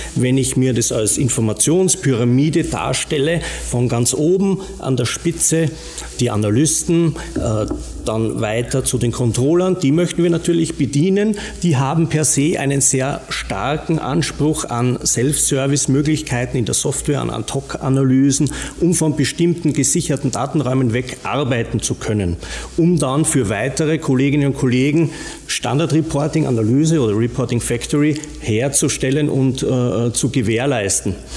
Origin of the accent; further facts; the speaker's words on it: Austria; accent: Austrian; moved away as an adult; now in Rosenheim, Germany; wie man hört, äh, an meinem äh, vielleicht noch österreichischen Akzent erkennbar, lebe aber mittlerweile in Bayern